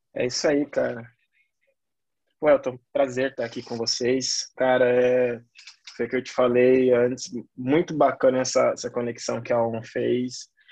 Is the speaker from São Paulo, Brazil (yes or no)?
yes; São Paulo, Brazil; Eu falo de São Paulo, moro, sou paulista, paulistão da gema mesmo, bem do meio